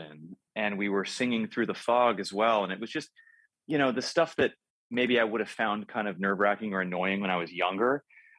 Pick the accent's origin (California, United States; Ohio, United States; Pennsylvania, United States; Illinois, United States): California, United States; Los Angeles; my hometown of Los Angeles